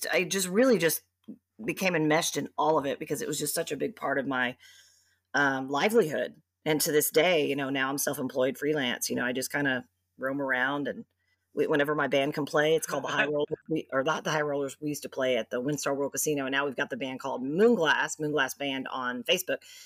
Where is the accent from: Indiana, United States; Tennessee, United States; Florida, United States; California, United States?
Tennessee, United States; Memphis; now in Texas, United States; I'm from Memphis, Tennessee